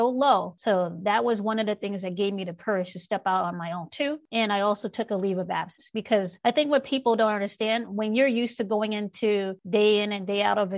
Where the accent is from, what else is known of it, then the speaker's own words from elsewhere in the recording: New York City, New York, United States; We grew up in South Jamaica, Queens, in New York City